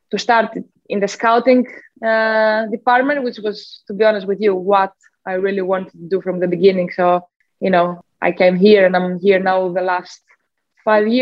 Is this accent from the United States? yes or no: no; Athens, Attica, Greece; moved away as an adult; now in England; I did grow up in Athens. So I am from Greece originally. I grew up there.